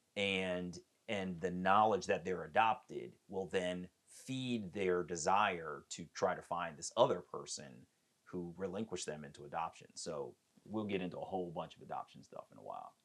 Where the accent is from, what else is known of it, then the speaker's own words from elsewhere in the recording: Columbia, Maryland, United States; also born or lived in Baltimore, Maryland / Silver Spring, Maryland; I am from Silver Spring, Maryland. I was born in Baltimore and raised in Columbia, Maryland